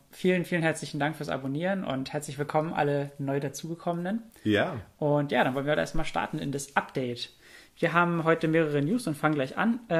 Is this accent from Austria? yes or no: no; Germany